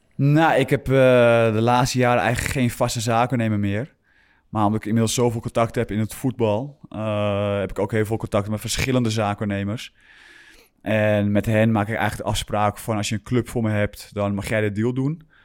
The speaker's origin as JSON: {"language": "Dutch", "town": "Grootschermer", "region": "North Holland", "country": "Netherlands", "tie": "born or raised there", "also_born_or_lived": "Alkmaar / Utrecht", "moved": "yes", "said": "ik ben begonnen bij, bij GSV, niet, niet vergeten, in Groot Schermer"}